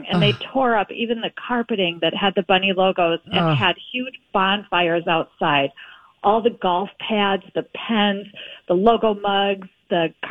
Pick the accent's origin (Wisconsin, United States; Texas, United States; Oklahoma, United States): Wisconsin, United States; Milwaukee; I grew up in Milwaukee